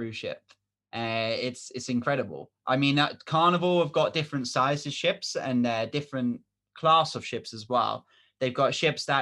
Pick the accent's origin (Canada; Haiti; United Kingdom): United Kingdom; England; we're from England